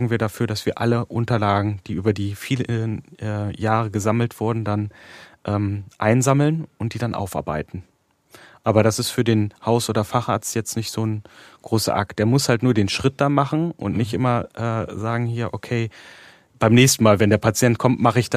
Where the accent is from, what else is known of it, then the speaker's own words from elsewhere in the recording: Bonn, North Rhine-Westphalia, Germany; Bonn war es zum Beispiel, äh, also das ist ja meine Heimat, wo ich vorher war, wo ich das Zentrum mit ähm, äh, auch mit aufgebaut hatte.